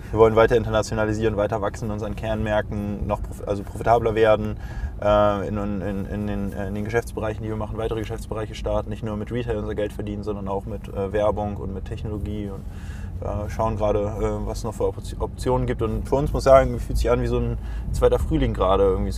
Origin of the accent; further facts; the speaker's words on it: Hamburg, Germany; ich als Hamburger war, glaube ich, so, ich weiß nicht, glaub ich glaube, ich war am ersten Event, wo noch 200 Leute waren.